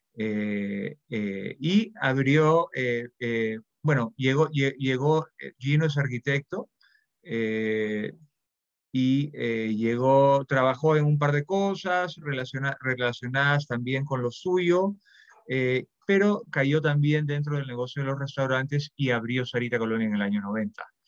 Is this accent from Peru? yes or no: yes; Peru